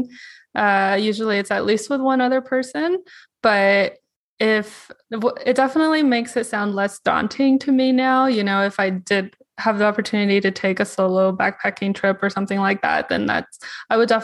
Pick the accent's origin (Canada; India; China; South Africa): China; moved away; me growing up in China, although that was like 20 years ago